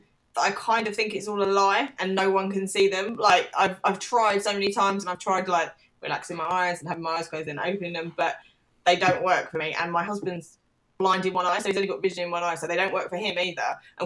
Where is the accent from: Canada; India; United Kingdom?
United Kingdom; England; and like, we are English.